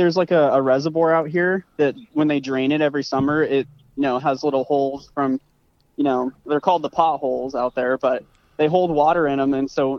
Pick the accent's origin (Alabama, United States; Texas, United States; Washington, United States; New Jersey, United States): Washington, United States; Moses Lake; From Moses Lake. I've lived here basically my entire life. Moses Lake, Washington.